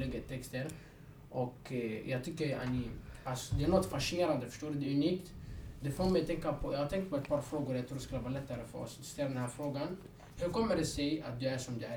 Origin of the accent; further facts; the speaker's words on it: Sweden; Jag är också ursprungligen från Gylsta, jag gick i Gylstaskolan